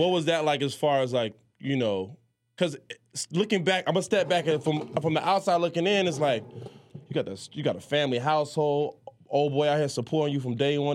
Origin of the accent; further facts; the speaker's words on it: Miami, Florida, United States; also born or lived in Jamaica; I was born in Jamaica, I was moved to Miami